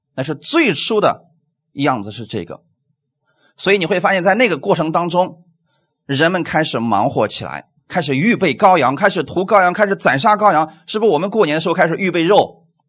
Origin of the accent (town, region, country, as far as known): China